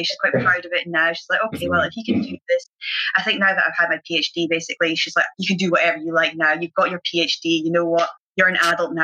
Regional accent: Aberdeen, Scotland, United Kingdom; growing up in Aberdeen and it being so grey a lot of the time

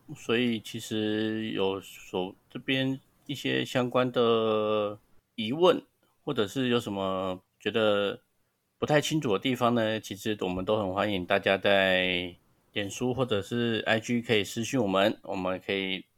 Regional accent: Taiwan; 我们台湾人

